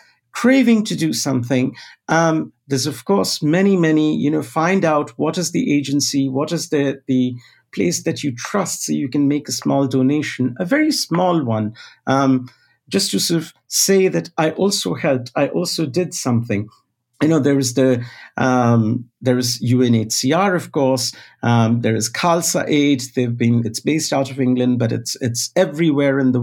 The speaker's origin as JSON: {"language": "English", "country": "India", "tie": "born or raised there", "moved": "as an adult", "lives_now": "United States", "said": "my formative experience growing up in India, post-independence India, but in the 80s and then going to college in the 90s"}